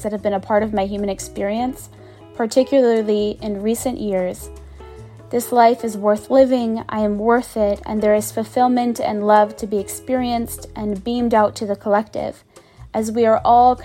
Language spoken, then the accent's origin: English; Boston, Massachusetts, United States; moved away; the house I grew up in Boston